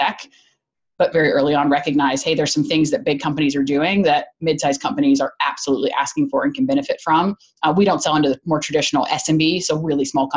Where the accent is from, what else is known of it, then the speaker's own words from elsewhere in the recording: Chattanooga, Tennessee, United States; moved away as an adult; also born or lived in Georgia; I grew up in Chattanooga